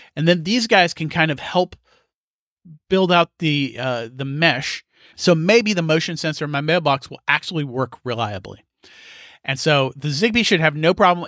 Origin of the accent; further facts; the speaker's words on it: United States; I'm an American